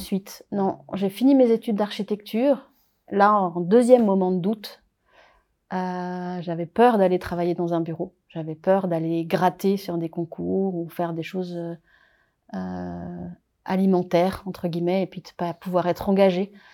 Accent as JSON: {"language": "French", "area": "Paris region", "region": "Île-de-France", "country": "France", "tie": "born or raised there", "also_born_or_lived": "Réunion", "moved": "yes", "lives_now": "Geneva, Switzerland", "said": "je suis réunionnaise, mais j'ai grandi en métropole, dans une famille réunionnaise donc en région parisienne"}